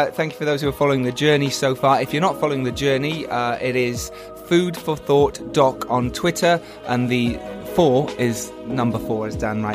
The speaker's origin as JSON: {"language": "English", "region": "England", "country": "United Kingdom", "said": "We're English."}